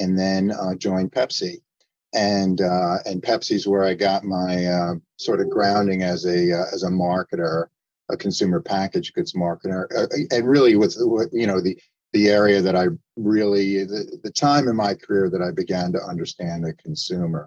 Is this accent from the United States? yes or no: yes; New York, United States; also born or lived in Arizona / New Jersey; I'm from New York originally, but I also live in Arizona